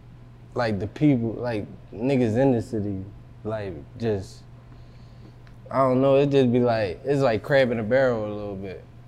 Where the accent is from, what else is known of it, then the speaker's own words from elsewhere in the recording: Philadelphia, Pennsylvania, United States; I'm from West Philly, you feel me? Mm-hmm. But I grew up in Germantown.